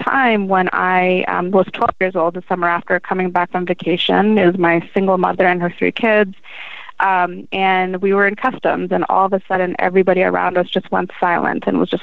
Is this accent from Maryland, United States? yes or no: yes; Gaithersburg, Maryland, United States; born and raised in Maryland